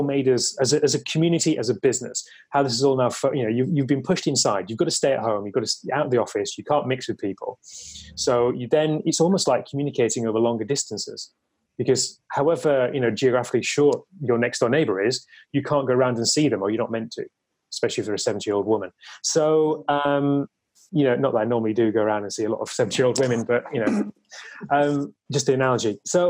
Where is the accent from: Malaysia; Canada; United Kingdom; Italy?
United Kingdom; Leeds, Yorkshire and the Humber; That is true, yeah. We do like to be a bit opinionated, let's face it. And, you know, to be fair, in the north, we probably have a bit more immunity to it as well